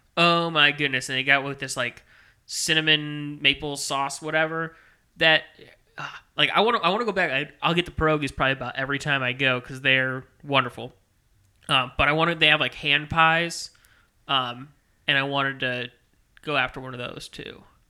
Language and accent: English; Maryland Heights, Missouri, United States; I grew up in Maryland Heights